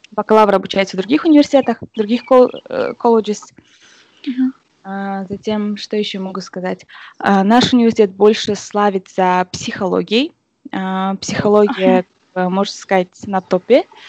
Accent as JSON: {"language": "Russian", "country": "Kazakhstan", "moved": "as an adult", "lives_now": "California, United States", "said": "наши казахи"}